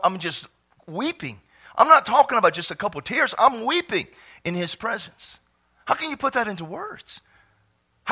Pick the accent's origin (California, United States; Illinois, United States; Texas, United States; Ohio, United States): Texas, United States; I was from Texas.